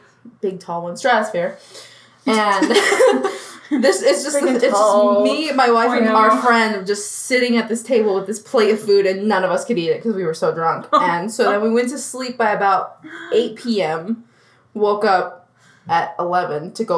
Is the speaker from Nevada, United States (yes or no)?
yes; Las Vegas, Nevada, United States; moved away; I grew up in Las Vegas, where, you know, alcohol is very readily available.